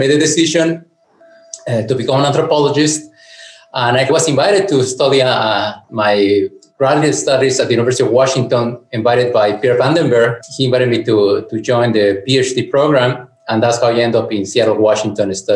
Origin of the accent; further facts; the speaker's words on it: Mexico City, Mexico; moved away as an adult; also born or lived in San Cristóbal de las Casas, Chiapas; now in Veracruz, Mexico; I grew up in Mexico City.